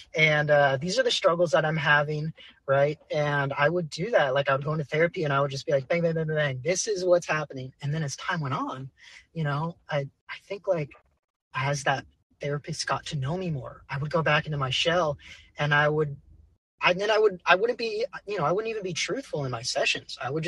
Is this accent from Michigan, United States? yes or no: no; California, United States; I would probably have to go to my home, like my hometown amphitheater where I see most of my concerts, which is Shoreline Amphitheater.